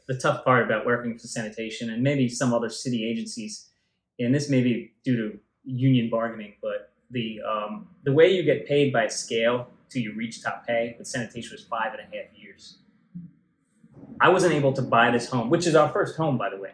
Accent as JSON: {"language": "English", "town": "New York City", "region": "New York", "country": "United States", "tie": "born or raised there", "said": "I grew up in Tottenville, the, the southern end here, yeah. Staten Island, and for a long time"}